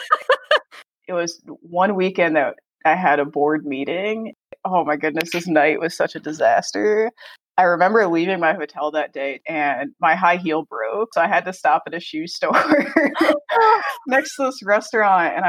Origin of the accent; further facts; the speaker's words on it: Pennsylvania, United States; moved away as an adult; restaurant in my hometown